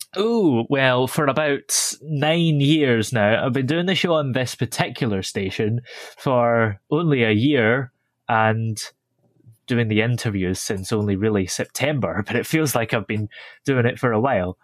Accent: Stirling, Scotland, United Kingdom; I was born in Stirling and live not too far from there.

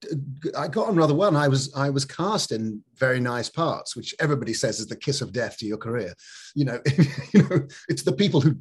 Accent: Scotland, United Kingdom; So I never really picked up actually being up in the north of Scotland

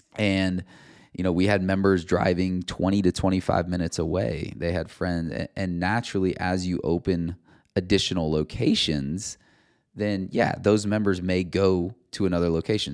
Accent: Cedar Rapids, Iowa, United States; Cedar Rapids, Iowa, where my hometown is

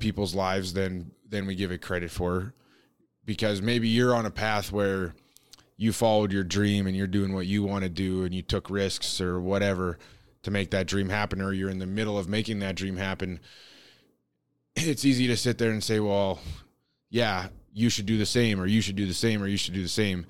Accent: Canada; growing up in Canada

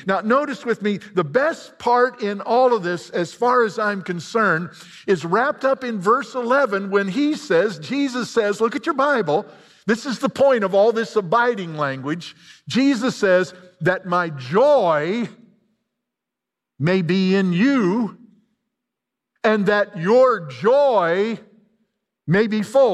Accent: Illinois, United States; I'm a hick from Illinois.

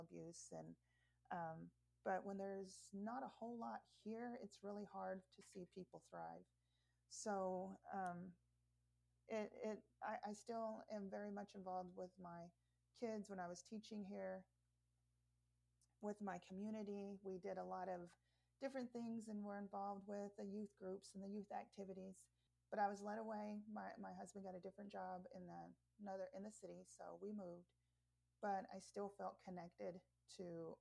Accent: Anadarko, Oklahoma, United States; also born or lived in Mustang, Oklahoma; growing up in the Native community and growing up in this town. I spent my 20s and a lot of my 30s in Anadarko

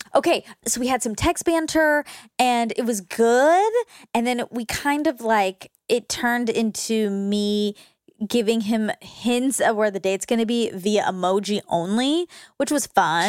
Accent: Georgia, United States; I grew up in Georgia

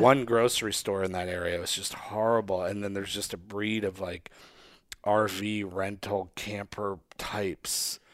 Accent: Northeast, United States; moved away; growing up in the Northeast

